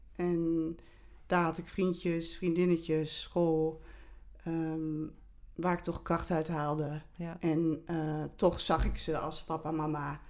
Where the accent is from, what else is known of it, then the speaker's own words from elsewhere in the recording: Olst, Overijssel, Netherlands; ik ben in Olst geboren